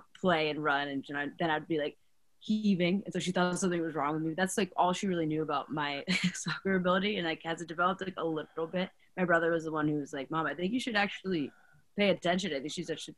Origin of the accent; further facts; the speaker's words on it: New York City, New York, United States; I'm from New York